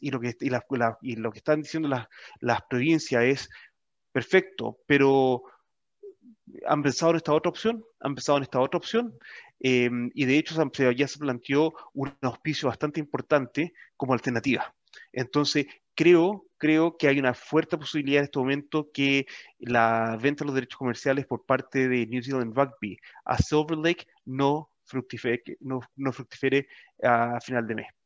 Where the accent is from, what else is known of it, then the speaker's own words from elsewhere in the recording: Chile; como chilenos